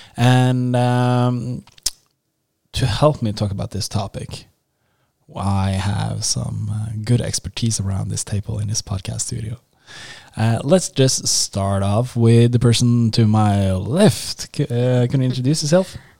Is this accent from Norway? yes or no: yes; Norway; accent: Norwegian; English is a second language; I'm Norwegian. So I think I have this uh, kind of Norwegian accent.